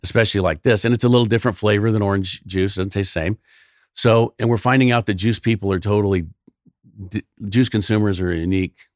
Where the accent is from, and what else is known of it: California, United States